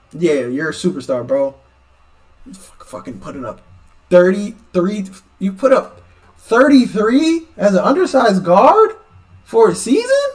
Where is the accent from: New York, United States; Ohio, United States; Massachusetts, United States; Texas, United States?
New York, United States; I'm from New York